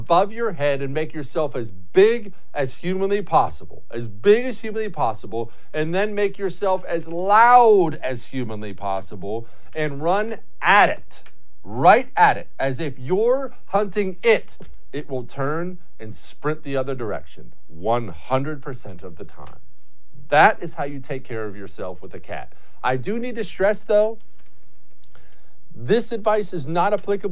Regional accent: Montana, United States; I grew up in Montana.

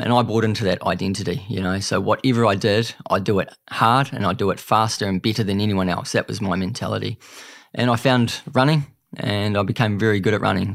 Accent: Greymouth, West Coast, New Zealand; I grew up on the West Coast, Greymouth, small town on the South Island

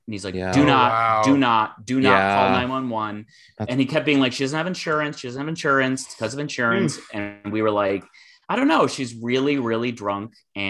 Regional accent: Ann Arbor, Michigan, United States; I was at a bar in my hometown of Ann Arbor, Michigan

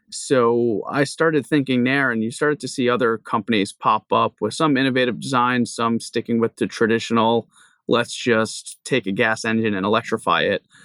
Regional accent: Long Island, New York, United States; moved away as an adult; also born or lived in New Jersey / Hawaii; now in Rhode Island, United States; I grew up in Long Island, New York

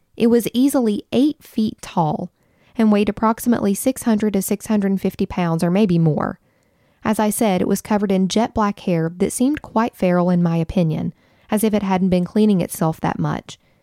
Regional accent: Wayne County, West Virginia, United States; Jason and I grew up together in Wayne County, West Virginia.

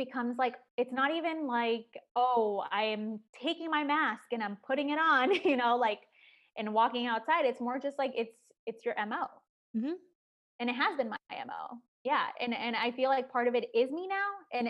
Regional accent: Chicago, Illinois, United States; I talked about growing up in Chicago and how it was like tough at times.

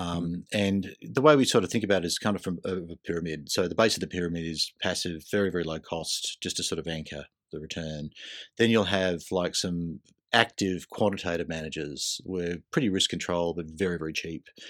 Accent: Queensland, Australia; I grew up in Queensland

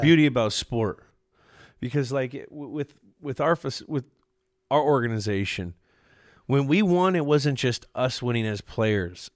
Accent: Bay Area, California, United States; I'm from the Bay Area

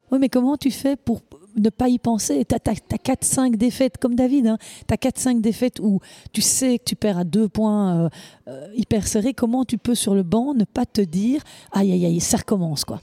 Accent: Belgium; chez nous à Anvers

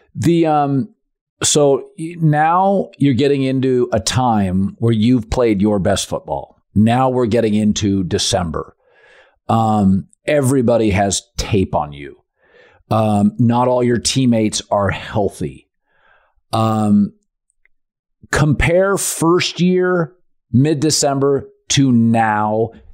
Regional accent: Seattle, Washington, United States; I'm from Seattle

